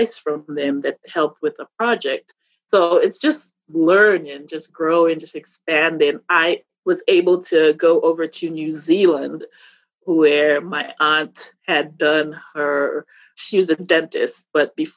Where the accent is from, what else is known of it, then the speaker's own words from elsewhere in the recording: Dominica; moved away as an adult; now in United States; I was born in Dominica in the Caribbean.